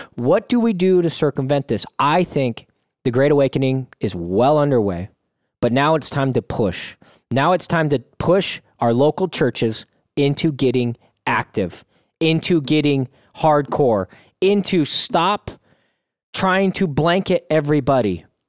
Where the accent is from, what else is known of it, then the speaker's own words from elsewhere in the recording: United States; as American citizens